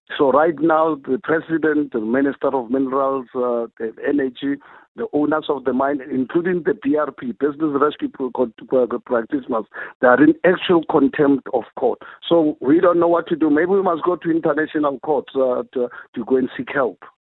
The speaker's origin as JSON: {"language": "English", "country": "South Africa", "said": "a South African"}